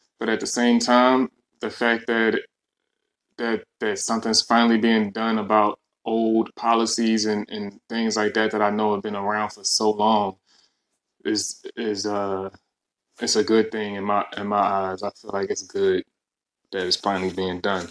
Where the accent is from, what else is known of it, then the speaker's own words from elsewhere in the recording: Philadelphia, Pennsylvania, United States; I'm from Philadelphia